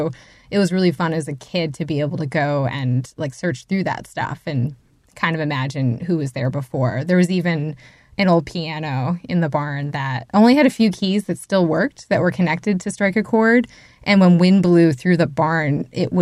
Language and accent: English; Barnstead, New Hampshire, United States; I grew up in Barnstead, New Hampshire.